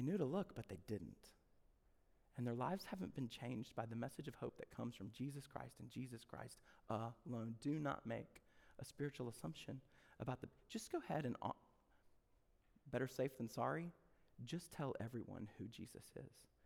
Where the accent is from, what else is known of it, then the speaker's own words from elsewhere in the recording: the South, United States; we're from the South